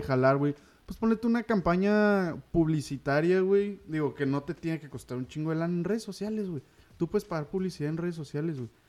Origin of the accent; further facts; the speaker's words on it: Ciudad Juárez, Chihuahua, Mexico; nosotros somos aquí de Ciudad Juárez, Chihuahua frontera con El Paso, Texas.